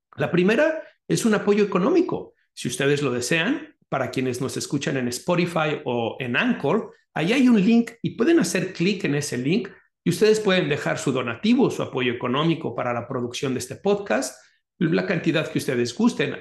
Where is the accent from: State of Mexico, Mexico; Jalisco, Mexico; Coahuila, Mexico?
Jalisco, Mexico; Guadalajara; moved away; mi ciudad natal, que es Guadalajara